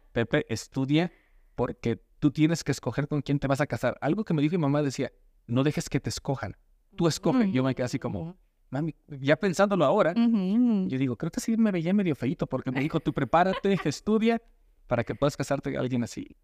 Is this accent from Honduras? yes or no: no; Mexico; now in United States; vivir bien aquí y disfrutar cuando estoy en México a lo más que pueda